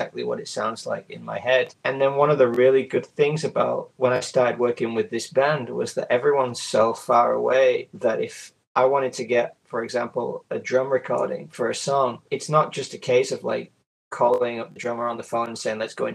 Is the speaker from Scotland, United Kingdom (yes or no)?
no; Yorkshire and the Humber, United Kingdom; now in Osaka, Japan; I was born in the UK. I was born in Yorkshire, England, and I now live in Osaka in Japan